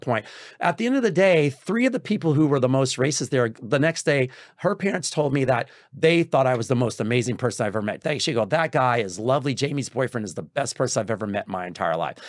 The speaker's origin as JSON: {"language": "English", "region": "Texas", "country": "United States", "said": "I'm from Texas"}